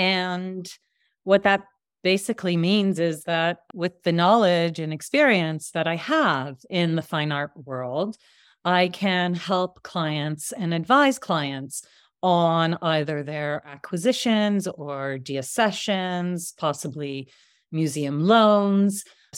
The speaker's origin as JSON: {"language": "English", "country": "Canada", "tie": "born or raised there", "also_born_or_lived": "Israel", "said": "But I grew up in Canada. I grew up in Israel. I lived in both places, but always was in big cities until 20 years ago."}